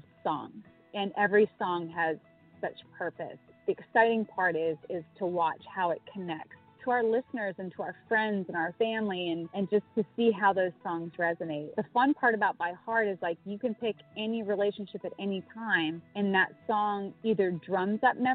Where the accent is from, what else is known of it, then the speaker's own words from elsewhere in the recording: Montana, United States; moved away as an adult; also born or lived in California; now in Nashville, United States; Growing up in Montana